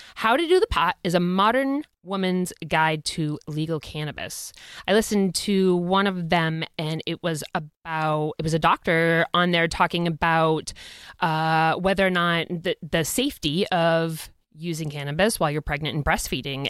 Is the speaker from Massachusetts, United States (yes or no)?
yes; Boston, Massachusetts, United States; we're from Boston